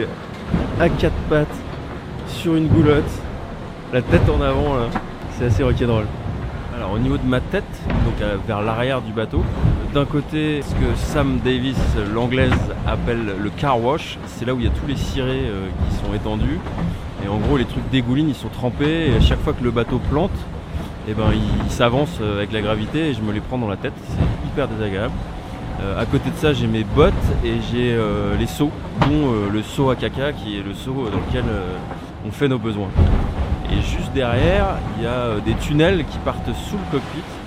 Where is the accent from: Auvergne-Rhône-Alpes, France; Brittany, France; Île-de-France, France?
Brittany, France; Brest; je viens de Brest, alors j'ai un peu de mal à prononcer la plupart des mots. Je les bouffe. Ah ouais ouais ouais. J'ai peut-être un petit accent